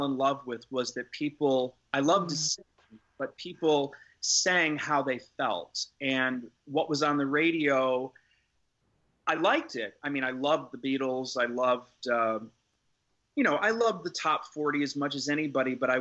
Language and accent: English; Syracuse, New York, United States; moved away; growing up in Syracuse, New York. I grew up in a rural, moderately rural area